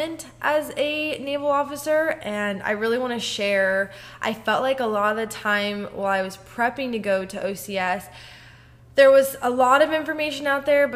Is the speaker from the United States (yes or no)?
yes; Columbus, Ohio, United States; moved away as an adult; also born or lived in Camp Pendleton, California; now in Norfolk, United States; I was born and raised in Columbus, Ohio